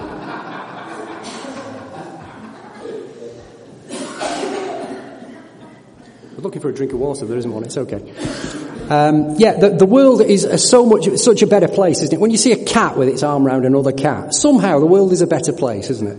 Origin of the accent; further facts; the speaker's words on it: United Kingdom